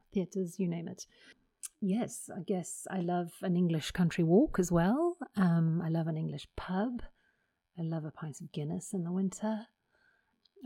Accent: South Africa; moved away as an adult; now in United Kingdom; I am South African

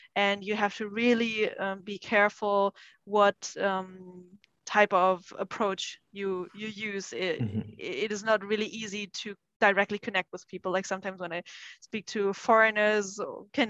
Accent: Germany; also born or lived in China; I'm born and raised in Germany

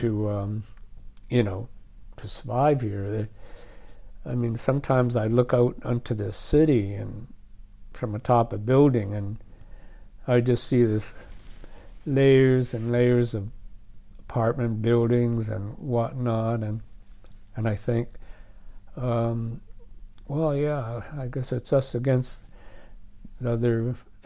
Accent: Trenton, Ontario, Canada; also born or lived in Taoyuan, China / Picton, Ontario; now in Japan; we were in a town called Trenton. Trenton, not a very big place.

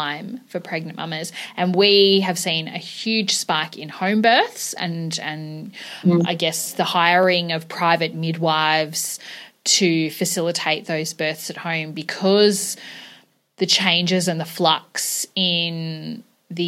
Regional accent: Melbourne, Victoria, Australia; now in Tasmania, Australia; I'm from Melbourne originally.

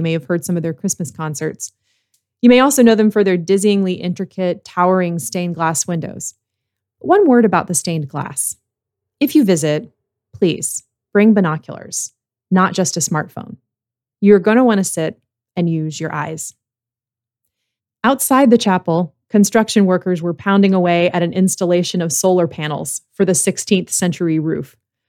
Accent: United States; As an American Anglican

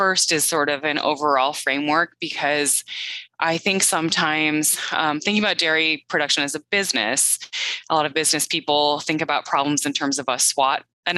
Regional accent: Midwest, United States; moved away as an adult; also born or lived in US East Coast / US West Coast / Canada; now in Madison, United States; I grew up in the Midwest, and I'm happy to call that home again, although I have lived on both coasts of the U.S. as well as in Canada

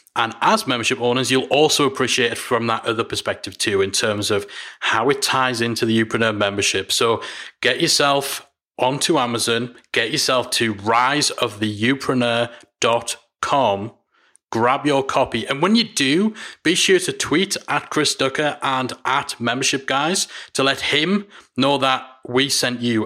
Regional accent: Newcastle upon Tyne, North East England, United Kingdom; I'm from Newcastle

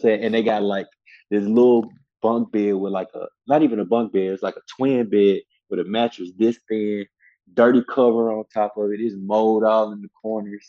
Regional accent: Memphis, Tennessee, United States; I'm just from Memphis.

